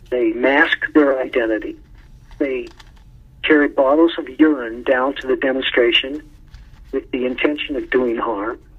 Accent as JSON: {"language": "English", "town": "Madison", "region": "Wisconsin", "country": "United States", "tie": "born there", "also_born_or_lived": "Boston", "lives_now": "Colorado, United States", "said": "I was born in Madison, but I moved there right after graduating. I lived there for seven years."}